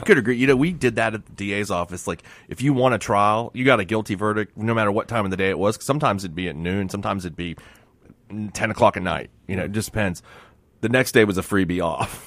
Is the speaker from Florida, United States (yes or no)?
yes; Miami, Florida, United States; I grew up in Miami